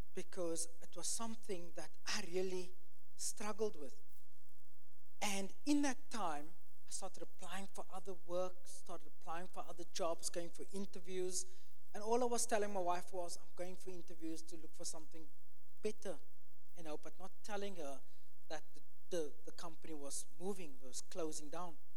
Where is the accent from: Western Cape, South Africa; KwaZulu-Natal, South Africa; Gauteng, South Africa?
Western Cape, South Africa; Cape Town; moved away; I'm from Cape Town, South Africa.